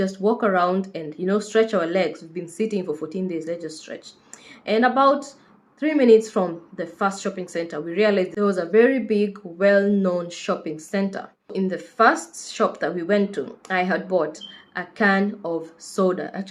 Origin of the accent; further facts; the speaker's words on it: Kenya; moved away as an adult; now in United Kingdom; I am a Kenyan nurse currently based in the UK.